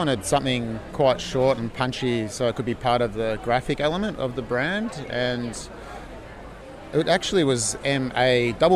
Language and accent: English; Melbourne, Victoria, Australia; We're from Melbourne and it's a great design scene